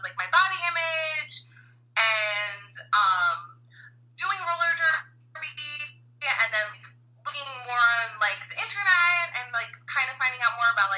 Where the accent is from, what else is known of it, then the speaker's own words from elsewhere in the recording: Long Island, New York, United States; I grew up in Long Island.